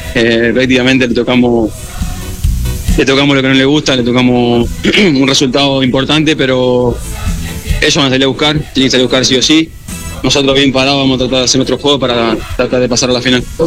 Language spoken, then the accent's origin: Spanish; Argentina; now in Quito, Ecuador; volver a estar acá en mi país, en mis tierras